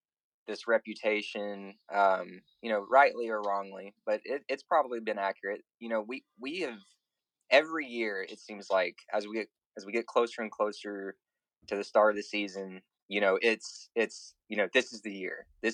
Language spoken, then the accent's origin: English; Memphis, Tennessee, United States; I'm from Memphis